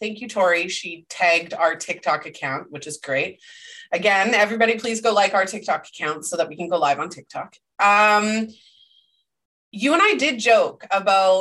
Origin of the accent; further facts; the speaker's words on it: Canada; I'm Canadian